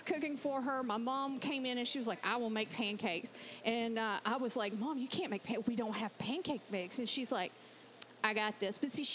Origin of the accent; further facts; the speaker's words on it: Georgia, United States; accent: Southern; moved away; I grew up in Georgia